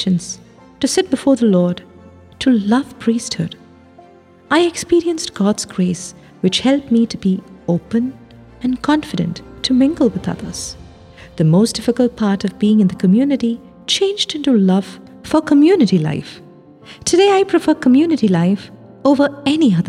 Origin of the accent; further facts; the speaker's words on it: Mannar, Kerala, India; moved away as an adult; now in Rome, Italy; I was born in Mannar, a small village in Kottayam